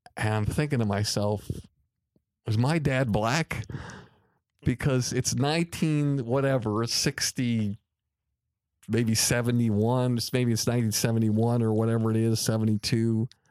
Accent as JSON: {"language": "English", "town": "Longmeadow", "region": "Massachusetts", "country": "United States", "tie": "born or raised there", "said": "as a young boy growing up in Long Meadow, Massachusetts"}